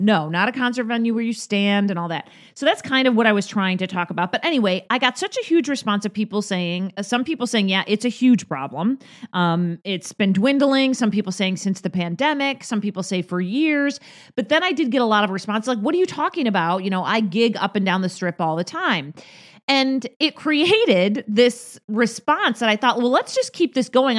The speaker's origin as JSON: {"language": "English", "town": "Rochester", "region": "New York", "country": "United States", "tie": "born or raised there", "moved": "yes", "lives_now": "Las Vegas, United States", "said": "my hometown of Rochester, New York"}